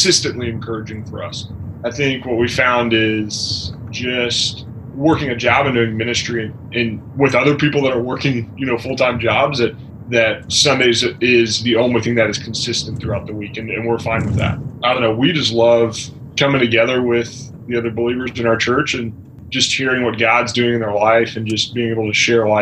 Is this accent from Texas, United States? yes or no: yes; San Antonio, Texas, United States; moved away; I grew up in San Antonio, Texas